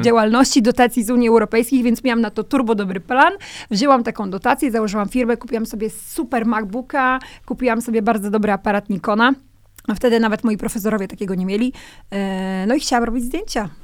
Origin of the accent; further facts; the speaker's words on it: Kwidzyn, Pomeranian Voivodeship, Poland; ja pochodzę z Kwidzyna, z mojego miasta